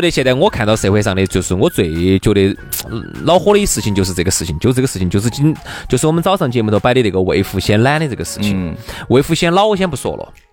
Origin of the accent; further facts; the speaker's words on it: China; 我们中国人